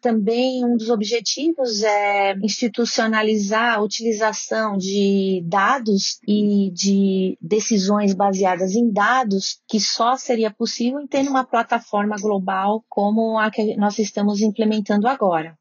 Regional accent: Brazil; moved away; also born or lived in Switzerland; eu vivi 27 anos na Suíça, eu sou duplo nacional, eu sou suíça, sou brasileira

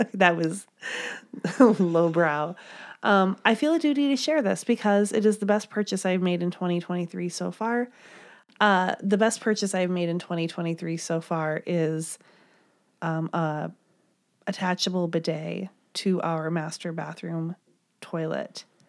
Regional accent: Midwest, United States; I'm from the Midwest

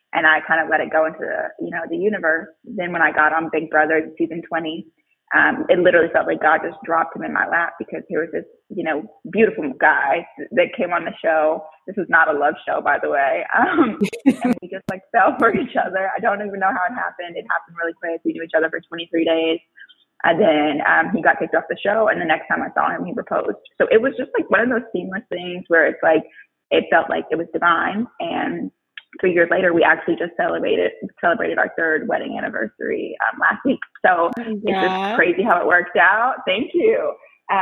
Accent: Missouri, United States; I'm from Missouri and there's not that many Black people

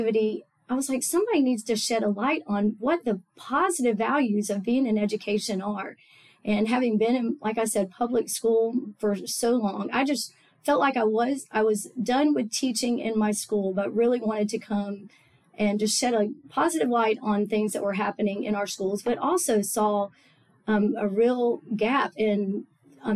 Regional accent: Tallahassee, Florida, United States; also born or lived in Auburn, Alabama / Augusta, Georgia; I grew up in Tallahassee. We moved here when I was 3 months old

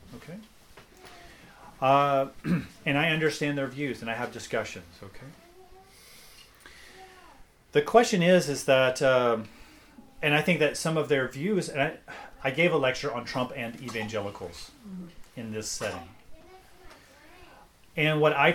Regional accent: United States; I'm American

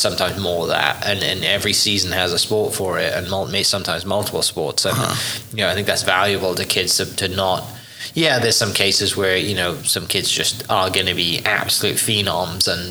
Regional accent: Wales, United Kingdom; moved away; I grew up in Wales

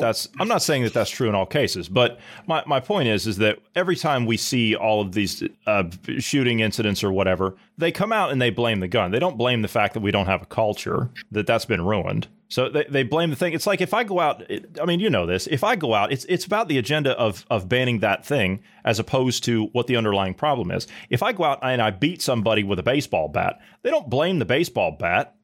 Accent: Midwest, United States; I grew up in the Midwest.

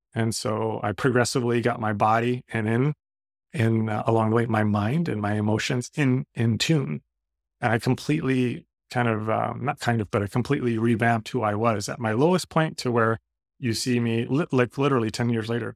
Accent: Redondo Beach, California, United States; I'm from Redondo Beach

